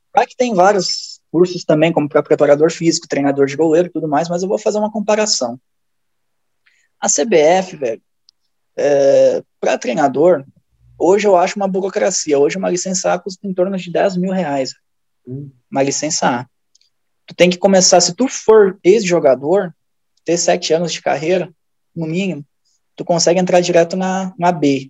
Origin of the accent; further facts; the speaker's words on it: Rio Grande do Sul, Brazil; moved away as an adult; also born or lived in near Novo Hamburgo; now in Minas Gerais, Brazil; Sou natural do Rio Grande do Sul, faz três anos que eu estou por Minas Gerais trabalhando.